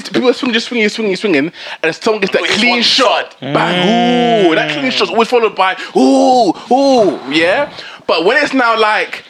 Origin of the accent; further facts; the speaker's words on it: London, United Kingdom; Hartley, East Ham.